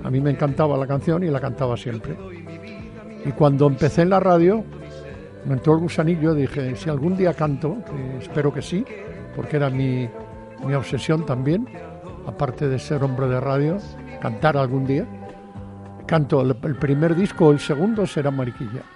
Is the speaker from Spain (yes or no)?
yes; Padrón, Galicia, Spain; Yo en mi pueblo hacía en las vueltas ciclistas, que es un pueblo muy ciclista, Padrón